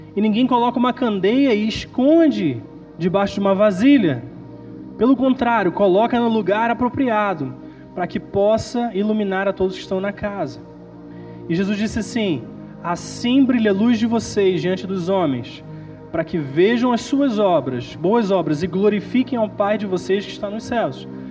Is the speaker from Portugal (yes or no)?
no; Nova Friburgo, Rio de Janeiro, Brazil; now in England, United Kingdom; Eu sou de Friburgo